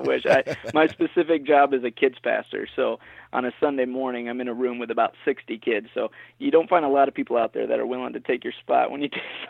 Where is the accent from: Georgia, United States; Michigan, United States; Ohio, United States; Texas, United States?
Michigan, United States; So, I mean, you know, growing up in Michigan, it's almost like a rite of passage.